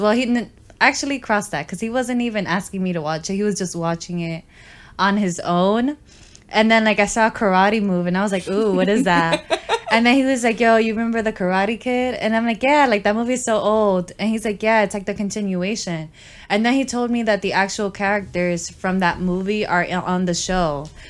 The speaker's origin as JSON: {"language": "English", "town": "New York City", "region": "New York", "country": "United States", "tie": "born or raised there", "said": "I would leave my hometown mm-hmm. In a heartbeat. Y'all could come visit. I mean, I feel like I've already experienced everything that New York has to offer."}